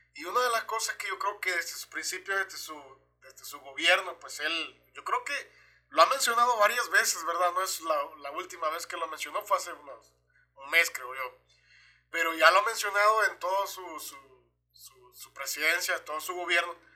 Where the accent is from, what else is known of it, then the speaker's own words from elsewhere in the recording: El Salvador; moved away; yo como salvadoreño